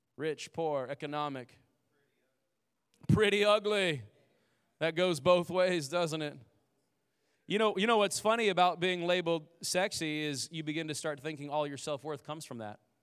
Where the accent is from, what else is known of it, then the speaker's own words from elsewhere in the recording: Indiana, United States; we lived in a, uh, like, a, a trailer home and, uh, growing up in Indiana